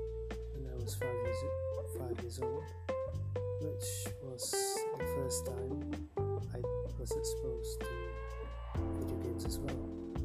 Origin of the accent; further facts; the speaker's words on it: Malaysia; first language Malay; English is a second language; I'm mainly born as a Malay and I'm Malaysian and use Malay as a language.